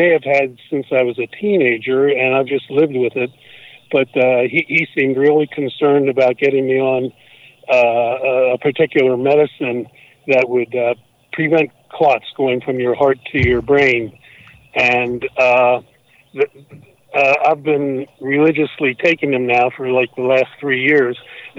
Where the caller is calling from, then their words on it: Pennsylvania, United States; I'm calling from Pennsylvania.